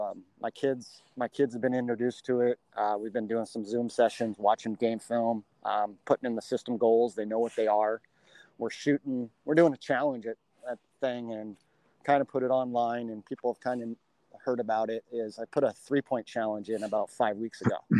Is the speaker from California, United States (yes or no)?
yes; La Verne, California, United States; I grew up in Southern California in the Laverne, Laverne area